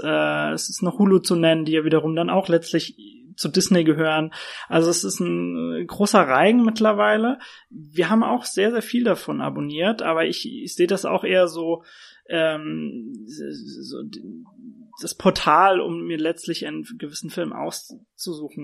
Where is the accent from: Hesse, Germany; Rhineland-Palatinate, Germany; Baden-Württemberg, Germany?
Rhineland-Palatinate, Germany; Worms; moved away as an adult; now in Frankfurt, Germany; ich komme ja selbst aus Worms